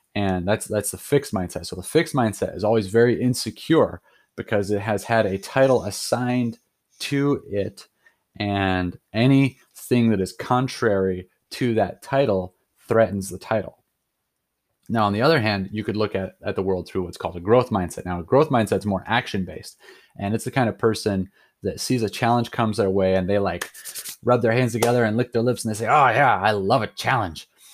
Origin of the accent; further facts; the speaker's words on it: Sandpoint, Idaho, United States; moved away as an adult; also born or lived in Colorado; I grew up in Idaho, so, like, North Idaho